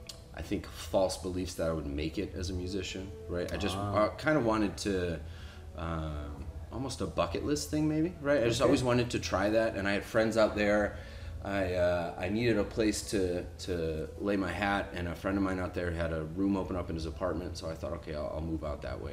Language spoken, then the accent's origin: English; Detroit, Michigan, United States; moved away as an adult; also born or lived in Minneapolis, Minnesota; I grew up there